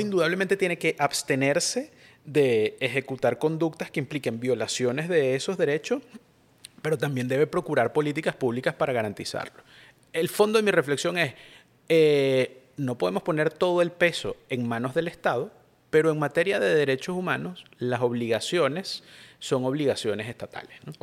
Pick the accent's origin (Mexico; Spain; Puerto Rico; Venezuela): Venezuela; somos venezolanos